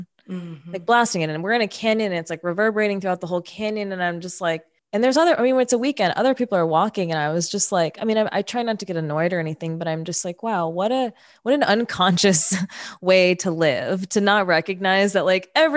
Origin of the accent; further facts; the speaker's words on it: New York City, New York, United States; moved away as an adult; now in California, United States; I grew up in New York City. I grew up in Queens